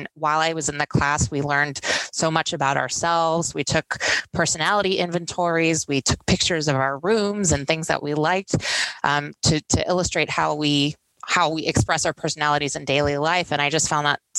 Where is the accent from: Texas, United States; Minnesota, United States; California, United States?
Texas, United States; Houston; moved away as an adult; now in Nevada, United States; I'm originally from Houston, Texas